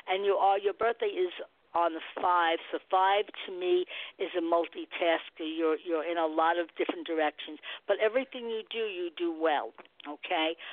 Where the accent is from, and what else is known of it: Nebraska, United States